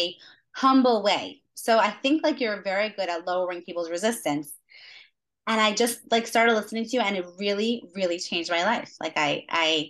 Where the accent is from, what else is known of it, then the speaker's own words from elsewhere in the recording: New York City, New York, United States; moved away as an adult; also born or lived in Stony Brook, New York; now in Rehovot, Israel; I'm from Queens originally. Made Aliyah 2 years ago. Living in Rehovot now.